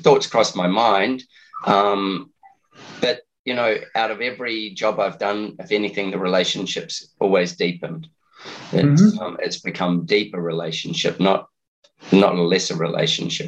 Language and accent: English; New Zealand; also born or lived in Steamboat Springs, Colorado; now in Australia; I'm a Kiwi, but I live in Australia